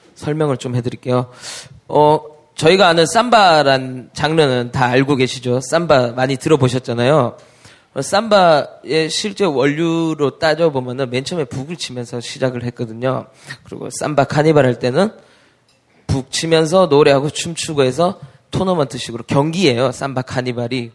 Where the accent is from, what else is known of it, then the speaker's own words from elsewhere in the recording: Daegu, South Korea; moved away; 동생이랑 우리 대구 출신인